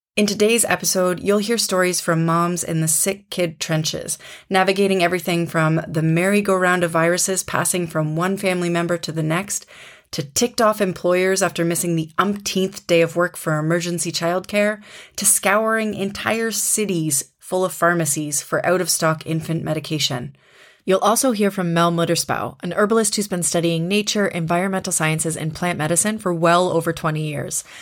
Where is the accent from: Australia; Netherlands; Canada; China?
Canada; moved away as an adult; now in Germany; in Canada, my home country